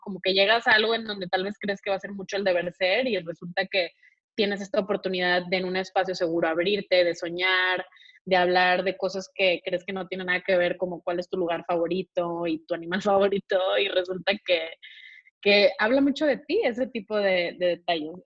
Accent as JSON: {"language": "Spanish", "town": "Monterrey", "region": "Nuevo León", "country": "Mexico", "tie": "born or raised there", "said": "soy de, nací en Monterrey"}